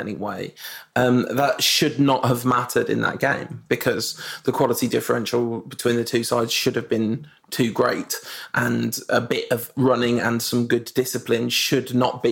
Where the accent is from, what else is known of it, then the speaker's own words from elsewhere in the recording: Zimbabwe; moved away; spending time growing up in Zimbabwe and being kind of educated in Pan-African and traditions